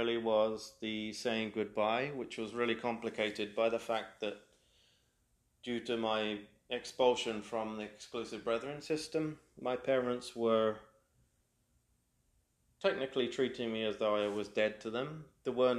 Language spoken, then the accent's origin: English; United Kingdom; first language English; moved away as an adult; now in Quebec, Canada; a British-born native